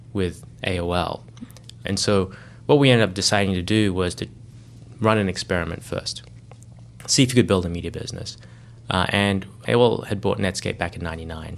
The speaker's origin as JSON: {"language": "English", "country": "Australia", "tie": "born or raised there", "also_born_or_lived": "Sydney / Johannesburg", "moved": "as an adult", "said": "I grew up in Australia"}